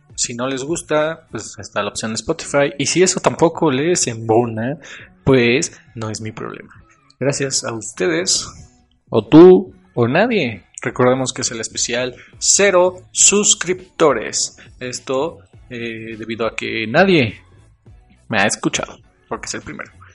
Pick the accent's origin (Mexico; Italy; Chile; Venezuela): Mexico; yo soy mexicano